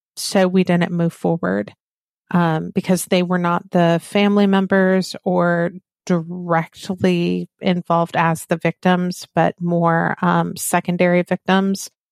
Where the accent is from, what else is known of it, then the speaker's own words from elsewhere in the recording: the South, United States; accent: Southern; I am from the South. When I am tired, very heated with, uh, emotion, my Southern accent comes through.